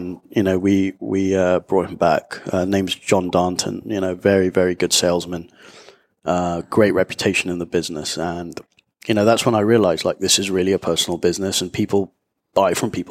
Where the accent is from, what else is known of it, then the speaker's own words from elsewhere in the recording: London, United Kingdom; moved away as an adult; also born or lived in Nicaragua; now in Panama City, Panama; From London. Born there and left there probably about 10 years ago now